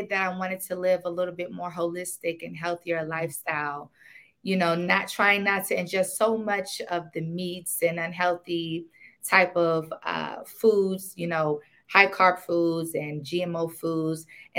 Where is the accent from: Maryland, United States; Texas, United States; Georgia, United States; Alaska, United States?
Maryland, United States; also born or lived in Washington, D.C.; I was born in D.C. and I grew up until I was about 5 years old. And I moved out to Maryland.